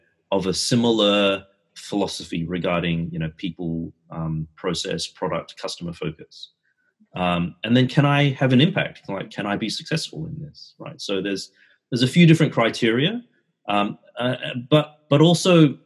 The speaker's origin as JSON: {"language": "English", "country": "Australia", "tie": "born or raised there", "said": "I grew up in Australia"}